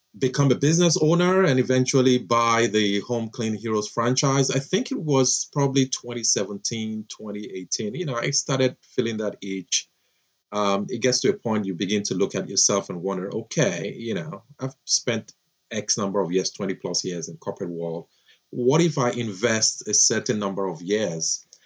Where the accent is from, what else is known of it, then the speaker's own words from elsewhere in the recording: Nigeria; moved away as an adult; now in Florida, United States; I'm a Nigerian, grew up there, did my undergrad there, had my first job, I remember there, and then had the opportunity to come to the States to further my education